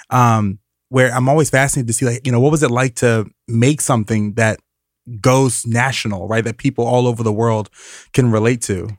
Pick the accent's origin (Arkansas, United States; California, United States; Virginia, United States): Virginia, United States; Richmond; I'm from Richmond, Virginia